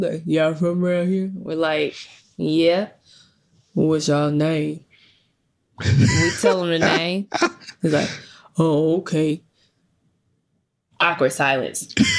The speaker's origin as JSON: {"language": "English", "town": "Memphis", "region": "Tennessee", "country": "United States", "said": "I'm originally from Memphis."}